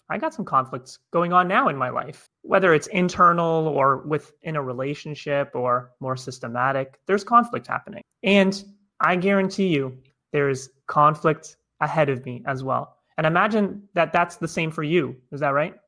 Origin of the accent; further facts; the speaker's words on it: Toronto, Ontario, Canada; I'm originally from Toronto, Canada